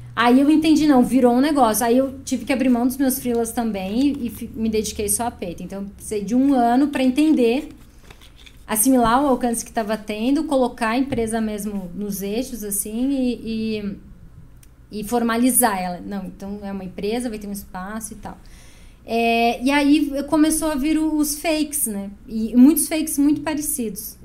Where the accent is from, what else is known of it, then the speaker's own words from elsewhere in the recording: Chapecó, Santa Catarina, Brazil; moved away as an adult; now in Curitiba, Brazil; eu sou de Chapecó